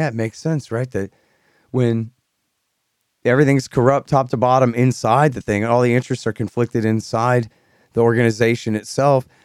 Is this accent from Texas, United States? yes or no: yes; Texas, United States; I grew up in Texas. I'm from Texas.